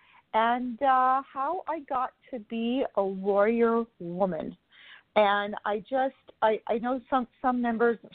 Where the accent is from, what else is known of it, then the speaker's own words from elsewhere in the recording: Canada; now in Florida, United States; I'm originally from Canada